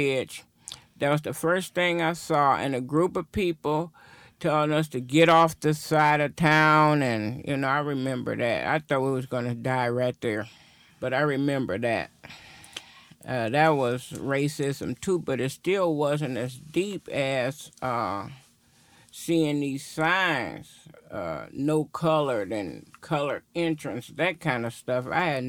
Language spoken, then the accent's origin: English; Milwaukee, Wisconsin, United States; also born or lived in Chicago, Illinois; I was born in Chicago, Illinois, Cook County Hospital. I don't think at that time there was any other. And my family moved here. We moved here to Milwaukee. I think I was like 8 or 9 when I got here.